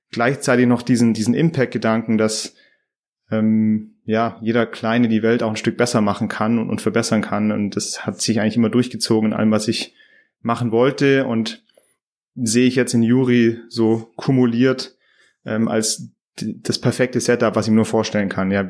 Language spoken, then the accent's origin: German; Philippines; born there; Äh, ich bin auf den Philippinen geboren.